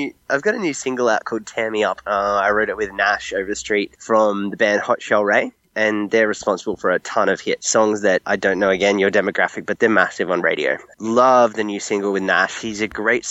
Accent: Australia; accent: Australian; moved away as an adult; now in Los Angeles, United States; I'm clearly Australian, if you can hear the accent, but I live in America.

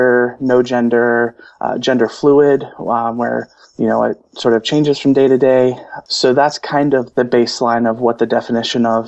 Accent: Cincinnati, Ohio, United States; here in my hometown in Cincinnati

